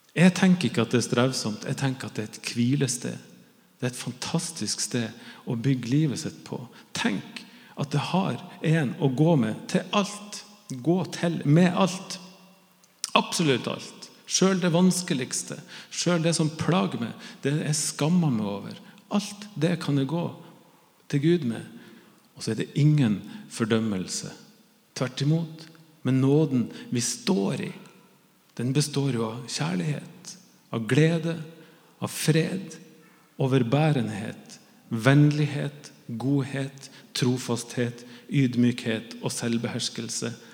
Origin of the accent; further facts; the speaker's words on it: Northern Norway, Norway; jeg er jo nordlending